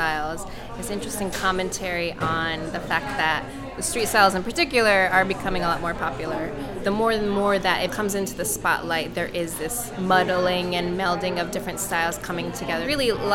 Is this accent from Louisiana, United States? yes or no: no; New York, United States; also born or lived in Japan; now in London, United Kingdom; I moved to the U.S., and so I was raised in New York, north of the city